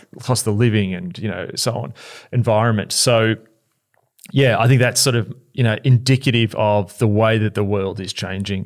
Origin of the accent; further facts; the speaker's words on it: Australia; as an Aussie